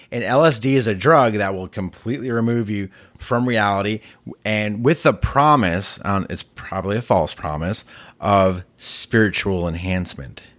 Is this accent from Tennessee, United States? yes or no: no; Massachusetts, United States; moved away; I grew up in Massachusetts